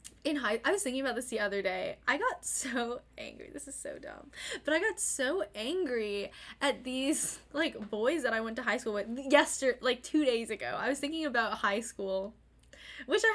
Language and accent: English; the South, United States; moved away as an adult; now in New York City, United States; I am from the South